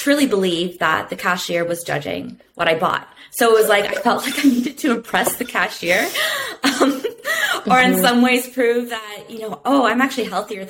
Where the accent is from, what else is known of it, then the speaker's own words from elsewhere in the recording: Canada; now that I'm back in my hometown